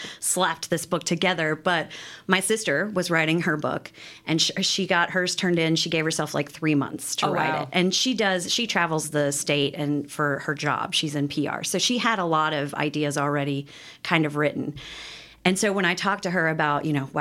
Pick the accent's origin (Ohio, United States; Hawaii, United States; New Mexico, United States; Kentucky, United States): Kentucky, United States; Wilmore; now in Lexington, United States; the farm that we grew up in Wilmore